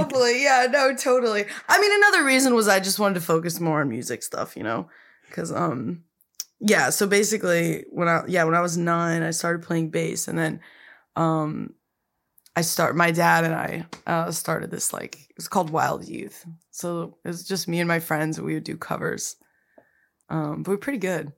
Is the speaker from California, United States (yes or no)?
yes; Pasadena, California, United States; moved away as an adult; also born or lived in New York / Glendale; I grew up in Pasadena